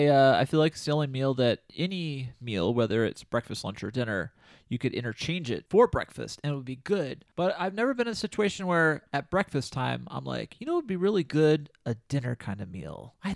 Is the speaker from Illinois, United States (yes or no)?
yes; Carbondale, Illinois, United States; my favorite kind of pizza is Quattro's deep pan pizza in my hometown of Carbonell, Illinois.